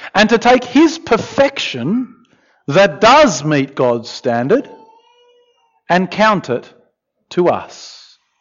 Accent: Australia; I'm Australian

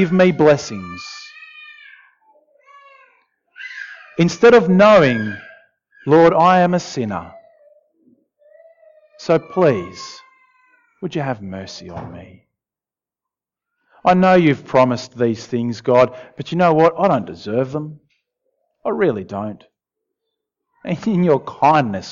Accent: Argentina; moved away; I grew up in Argentina, in South America

